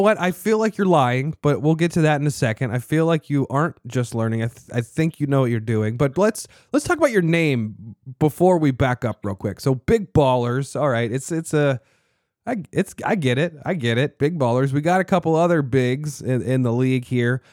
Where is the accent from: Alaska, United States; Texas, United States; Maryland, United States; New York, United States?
Maryland, United States; Annapolis; I'm from Annapolis, Maryland, the original Nap Town